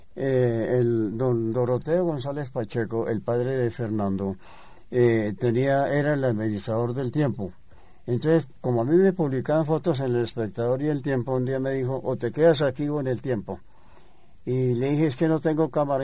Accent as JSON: {"language": "Spanish", "town": "Bogotá", "region": "Bogotá Capital District", "country": "Colombia", "said": "yo soy bogotano"}